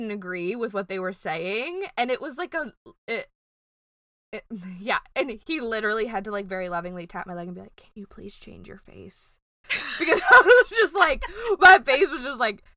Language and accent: English; Louisiana, United States; we're from Louisiana.